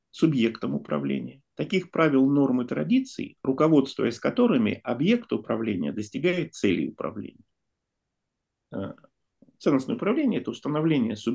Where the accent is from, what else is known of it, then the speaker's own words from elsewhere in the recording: Saint Petersburg, Russia; я тоже из Петербурга